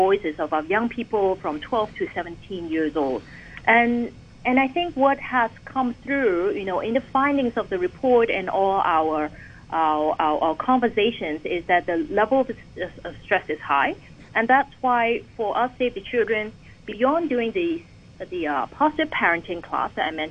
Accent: Hong Kong; growing up in Hong Kong

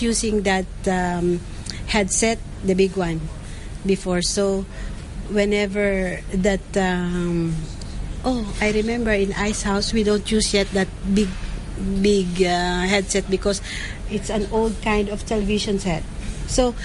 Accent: Philippines; moved away as an adult; now in Hong Kong; I'm from the Philippines, and I've been here in Hong Kong for 9 years

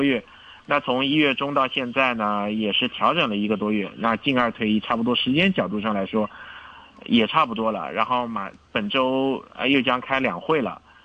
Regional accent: China; 我们中国人是勤劳善良的

